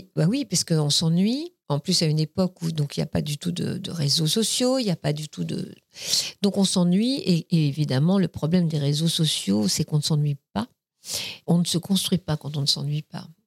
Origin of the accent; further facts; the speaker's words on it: Paris, Île-de-France, France; also born or lived in Vierzon area; je suis née dans le 14e arrondissement. Je suis née dans la clinique Sarrette, rue Sarrette. J'ai grandi. Après, je suis restée dans le 14e arrondissement jusqu'à l'âge de 12 ans, 12-13 ans